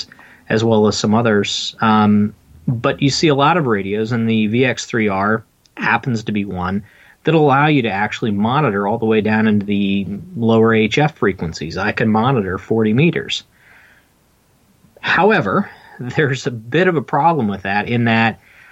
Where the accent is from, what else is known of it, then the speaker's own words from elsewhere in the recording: Pennsylvania, United States; also born or lived in Washington, DC area; now in Washington DC area, United States; I'm in the DC area, but I'm originally from Pennsylvania. My family's from up there